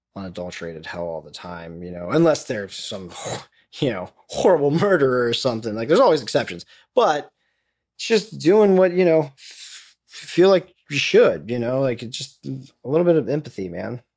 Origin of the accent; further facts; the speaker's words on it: Florida, United States; I'm from Florida